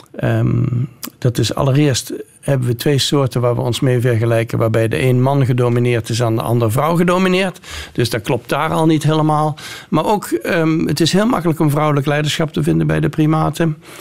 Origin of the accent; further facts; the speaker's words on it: North Brabant, Netherlands; moved away as an adult; also born or lived in Nijmegen / Groningen; now in United States; want ik kom uit Brabant